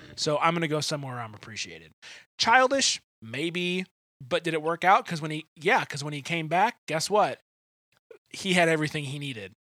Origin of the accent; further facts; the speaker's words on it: Detroit, Michigan, United States; moved away; neither of us are from here. I'm from Detroit